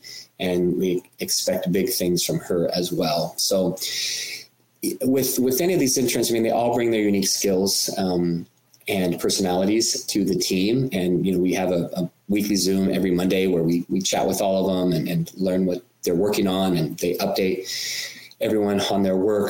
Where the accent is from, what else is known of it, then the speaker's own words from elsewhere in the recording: California, United States; California, my home state